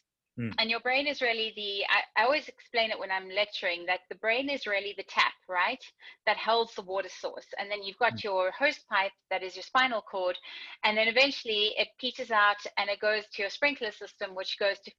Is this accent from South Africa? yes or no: yes; South Africa; I am originally from South Africa